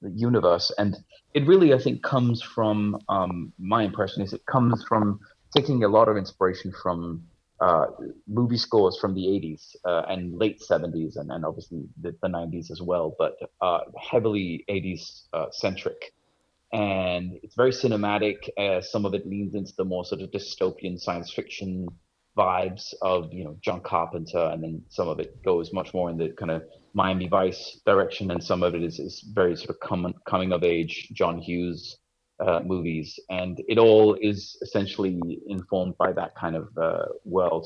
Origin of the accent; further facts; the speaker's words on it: Copenhagen, Capital Region of Denmark, Denmark; moved away as an adult; now in Los Angeles, United States; I have an English father and grew up in Denmark